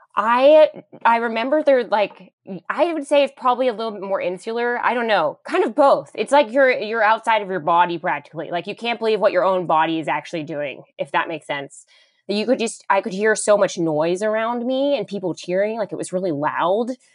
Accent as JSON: {"language": "English", "town": "Pittsburgh", "region": "Pennsylvania", "country": "United States", "tie": "born or raised there", "moved": "yes", "said": "Pittsburgh, my hometown"}